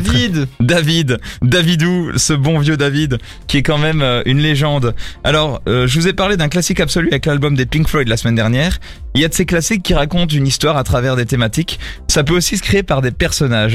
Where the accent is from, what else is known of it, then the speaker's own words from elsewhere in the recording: France; je suis français